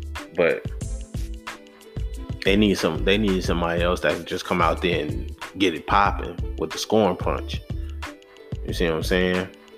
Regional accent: New York, United States; I would love that as a New Yorker.

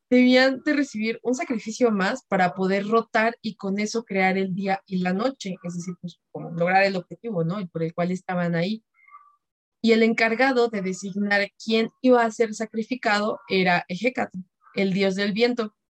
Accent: Mexico; como buenos mexicanos

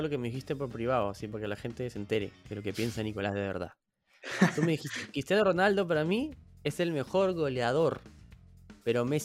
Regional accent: Peru; a mí, en verdad, a ti, a mí, a todos los que somos peruanos

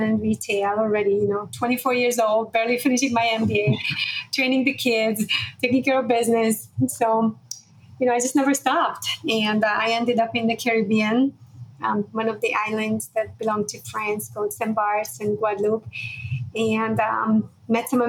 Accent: Budapest, Hungary; moved away; I was born in Budapest, Hungary in 1976

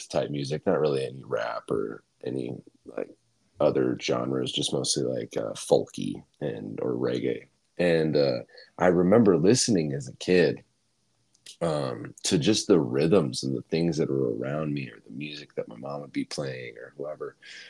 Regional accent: Bozeman, Montana, United States; born there; I was born in Bozeman, Montana, in 1995 in January

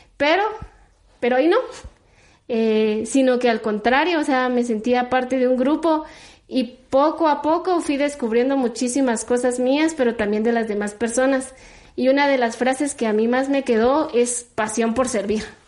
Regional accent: Coatepeque, Quetzaltenango, Guatemala; yo soy de Coatepeque, de allá, nací y crecí

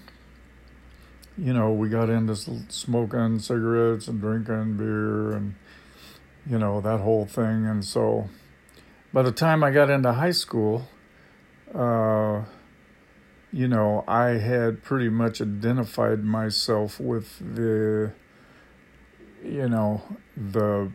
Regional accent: Vancouver, Washington, United States; also born or lived in California; we moved up north to Washington State, and we eventually settled in Vancouver, Washington

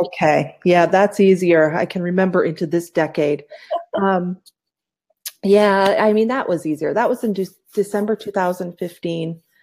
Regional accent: upstate New York, United States; moved away as an adult; also born or lived in Poughkeepsie, New York; now in Phoenix, United States; I was born in Poughkeepsie, New York, but I grew in, grew up in a small town, so small it was like 3,500 people.

